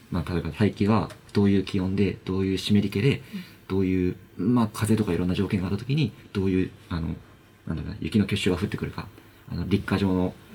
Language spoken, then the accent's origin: Japanese; Hokkaido, Japan; 私自身が北海道出身で、